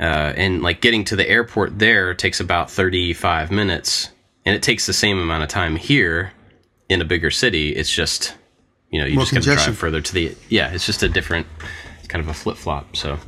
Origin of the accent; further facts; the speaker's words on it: Kentucky, United States; moved away; I grew up in Kentucky, but I haven't been there in 20, I mean, like I haven't lived there in 22 years or something.